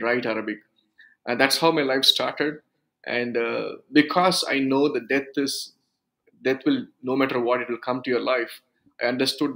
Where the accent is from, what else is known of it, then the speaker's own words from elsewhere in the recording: South India, India; first language Urdu; English is a second language; also born or lived in Tenkasi, Tamil Nadu; I came from a Sunni background from South India. We are the group of people. We speak Urdu as a language, as a mother tongue